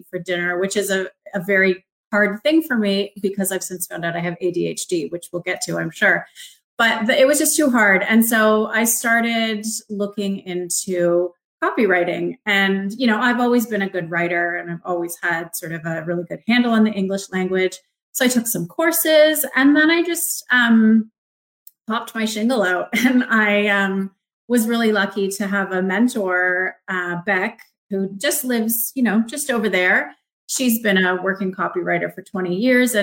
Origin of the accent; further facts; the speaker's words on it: Markham, Ontario, Canada; moved away; I grew up in Markham, which is a suburb of Toronto.